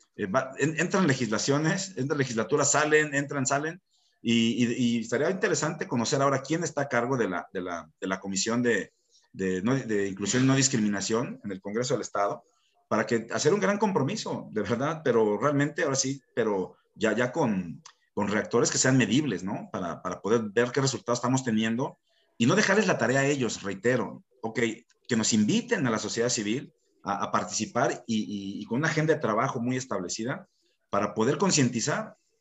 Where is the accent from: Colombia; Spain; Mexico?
Mexico; como mexicanos